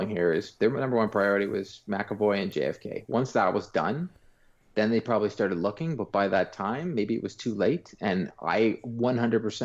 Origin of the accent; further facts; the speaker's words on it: Canada; me being Canadian